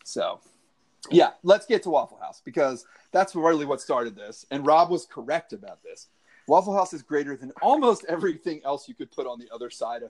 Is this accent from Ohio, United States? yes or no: no; Northern Virginia, United States; also born or lived in Harrisonburg, Virginia; we grew up in Northern Virginia